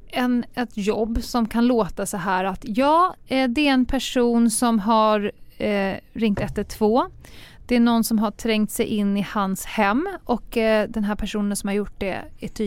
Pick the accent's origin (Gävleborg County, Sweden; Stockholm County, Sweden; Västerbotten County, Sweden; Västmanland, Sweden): Stockholm County, Sweden; Stockholm